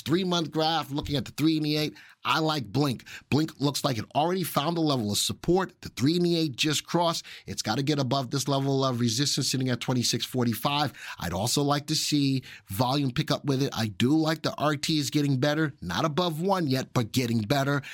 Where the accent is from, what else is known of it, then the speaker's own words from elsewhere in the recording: New York, United States; in my neck of the woods, I'm from New York.